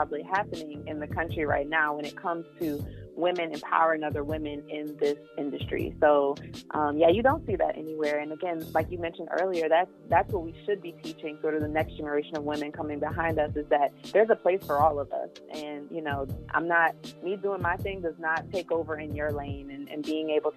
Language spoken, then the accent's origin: English; New Orleans, Louisiana, United States; I'm from New Orleans